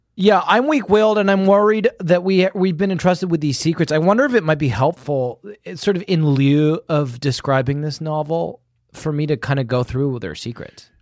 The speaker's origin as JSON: {"language": "English", "area": "home country where Guy Fawkes is burned", "region": "England", "country": "United Kingdom", "tie": "born or raised there", "moved": "yes"}